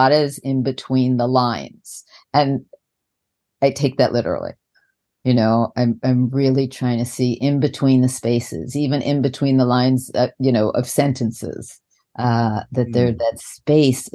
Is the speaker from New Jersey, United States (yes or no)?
no; New York, United States; moved away; I'm from New York and we did